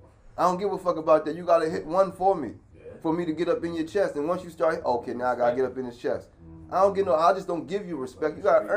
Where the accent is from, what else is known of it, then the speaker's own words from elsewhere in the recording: Harrisburg, Pennsylvania, United States; I'm from Harrisburg.